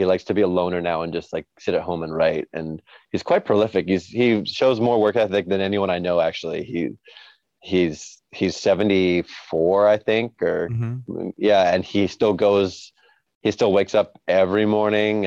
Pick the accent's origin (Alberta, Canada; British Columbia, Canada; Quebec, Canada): British Columbia, Canada; Vancouver; I was born and raised in a city called Vancouver, which is in Canada, not far from Seattle